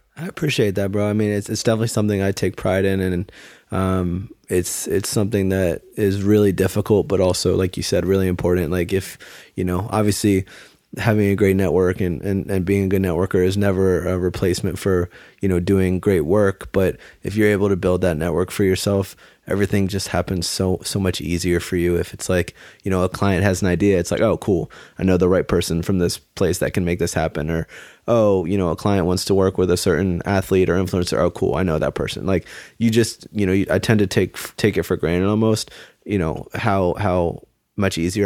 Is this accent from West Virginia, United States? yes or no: no; Maryland, United States; I grew up in Maryland.